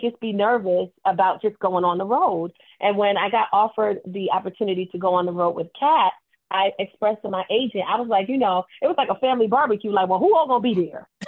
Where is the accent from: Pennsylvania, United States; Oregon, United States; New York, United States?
New York, United States; I'm from New York